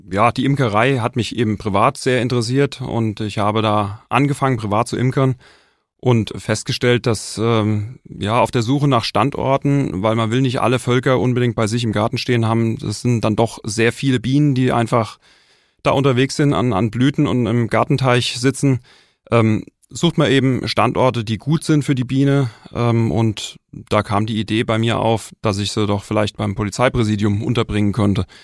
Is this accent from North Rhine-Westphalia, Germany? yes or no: no; Wiesbaden, Hesse, Germany; born there; ich bin 45 Jahre alt, bin gebürtig ursprünglich aus Wiesbaden. Es hat mich inzwischen aber eher an den Rand des Vogelsbergs verschlagen.